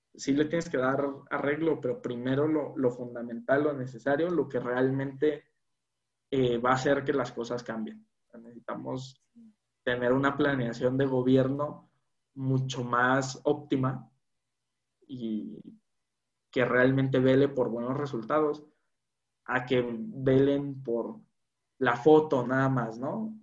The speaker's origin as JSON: {"language": "Spanish", "country": "Mexico", "said": "como mexicano"}